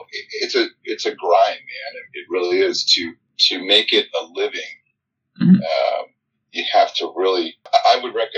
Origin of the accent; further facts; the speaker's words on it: California, United States; now in Georgia, United States; I'm from California